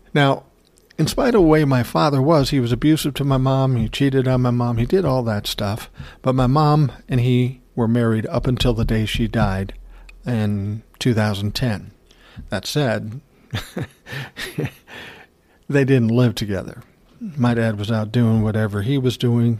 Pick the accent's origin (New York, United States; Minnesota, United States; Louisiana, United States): Minnesota, United States; Minneapolis; I was born in South Minneapolis, nineteen sixty